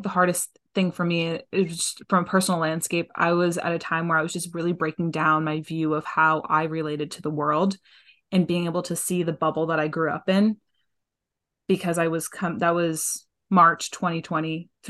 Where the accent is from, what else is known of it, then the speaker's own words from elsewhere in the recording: New England, United States; What does it mean to like the bubble that I grew up in New England, to have that much safety and privilege in different ways, but also to have the love that I received.